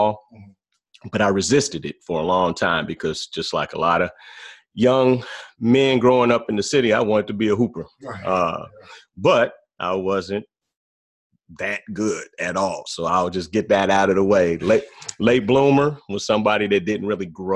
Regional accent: Gary, Indiana, United States; I'm from Gary, Indiana, born and raised in Gary, Indiana.

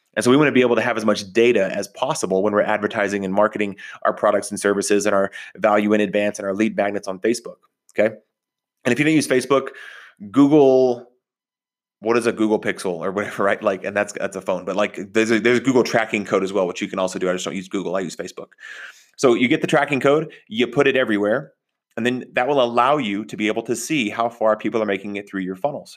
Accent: Texas, United States; also born or lived in Oklahoma; I grew up in Texas, in Oklahoma.

